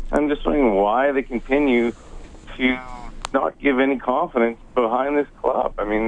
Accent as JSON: {"language": "English", "town": "Kamloops", "region": "British Columbia", "country": "Canada", "tie": "born or raised there", "said": "I grew up in Kamloops"}